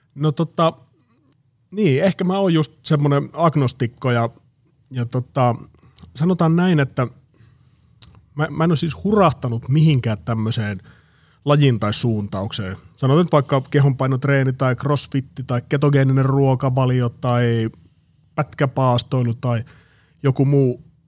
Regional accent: Oulu, North Ostrobothnia, Finland; moved away as an adult; now in Espoo, Finland; mä oon kotosi Oulusta. Se oli vuosituhannen alussa, kun mä muutin, muutin Oulusta pääkaupunkiseudulle

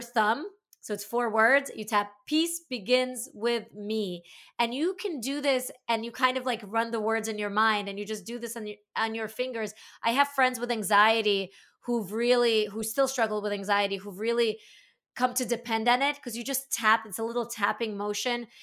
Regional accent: Latvia; I was born in the former Soviet Union, I was born in Latvia

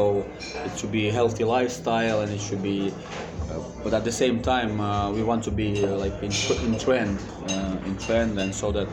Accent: Finland; English is a second language; now in Russia; I grew up in Finland, so I know the culture there

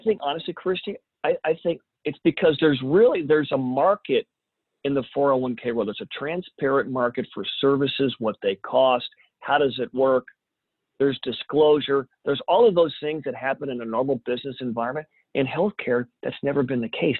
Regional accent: Champaign, Illinois, United States; moved away as an adult; also born or lived in San Antonio, Texas; Champaign, Urbana, which is my hometown

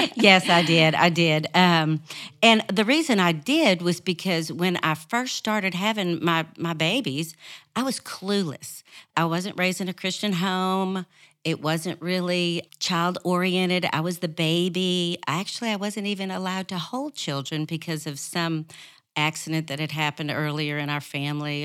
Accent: New Orleans, Louisiana, United States; moved away; also born or lived in Arkansas; I was raised in New Orleans

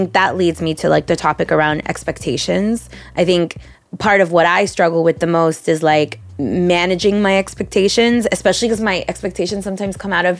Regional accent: Miami, Florida, United States; I was born and raised in Miami, have always grown up with this type of Christmas

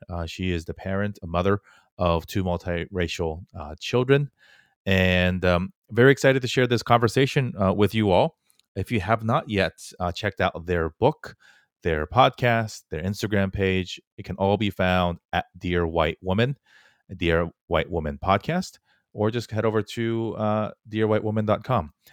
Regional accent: Fullerton, California, United States; moved away; also born or lived in New York City; I grew up in Fullerton, which is probably the most Korean place outside of Korea

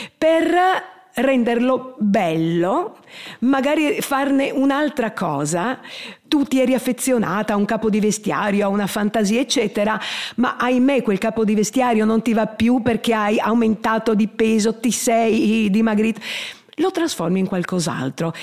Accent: Trieste, Friuli-Venezia Giulia, Italy; Sono nata a Trieste, non ho origini triestine, prettamente triestine, anzi molto del sud, però Trieste mi ha dato i natali e ci vivo benissimo

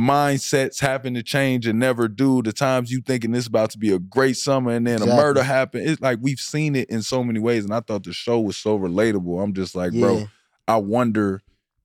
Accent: Oak Park, Illinois, United States; we grew up in Chicago. You know what I'm saying? Being Oak Park kids

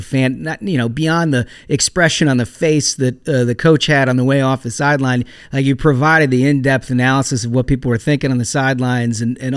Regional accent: Minnesota, United States; as a Minnesotan, had a ton of pride

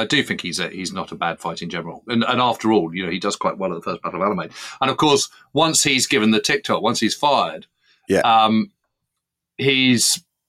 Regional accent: United Kingdom; It's tough as a Brit to kind of be able to write this

